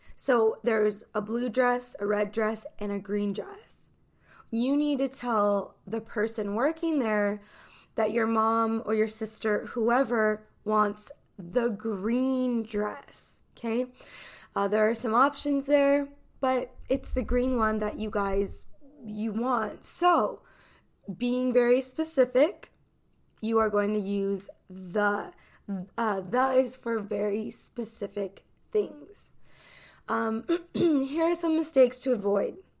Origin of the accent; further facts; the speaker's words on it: United States; I'm an American English teacher